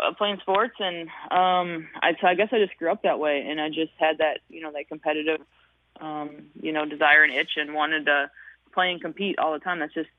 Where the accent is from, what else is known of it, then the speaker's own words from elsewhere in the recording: Hutchinson, Minnesota, United States; growing up in Hutchinson, Minnesota, like, you just, I wasn't a kid from the metro